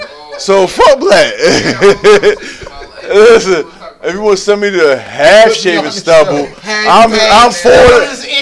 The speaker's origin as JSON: {"language": "English", "town": "Baltimore", "region": "Maryland", "country": "United States", "said": "I'm from West Baltimore."}